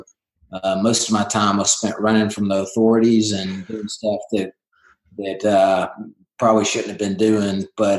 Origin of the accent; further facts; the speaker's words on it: lower Alabama, United States; Yeah, I grew up in L.A., and that's not Los Angeles. It's lower Alabama.